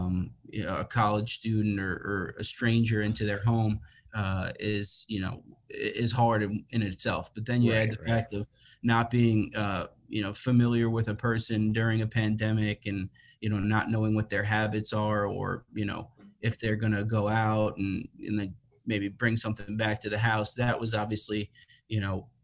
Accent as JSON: {"language": "English", "area": "Long Island", "region": "New York", "country": "United States", "moved": "as an adult", "lives_now": "Connecticut, United States", "said": "I'm from Long Island originally, but I live in Connecticut now, and I've been here since 2018."}